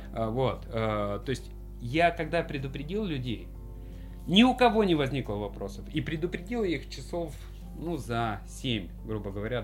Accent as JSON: {"language": "Russian", "region": "Stavropol Krai", "country": "Russia", "tie": "born or raised there", "said": "в Ставропольском крае, откуда я родом"}